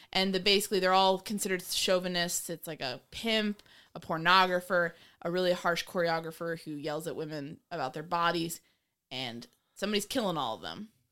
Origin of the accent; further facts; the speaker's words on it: New York, United States; I grew up in New York